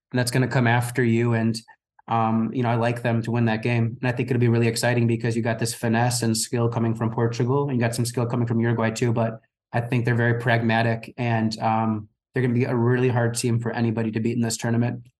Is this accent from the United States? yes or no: yes; United States; as an American